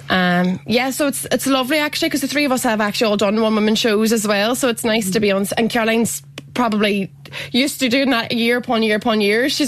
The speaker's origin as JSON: {"language": "English", "town": "Derry", "region": "Northern Ireland", "country": "United Kingdom", "said": "I'm from Derry, Londonderry, Huckleberry, Irish Ferry, Tom and Jerry Glass of Sherry."}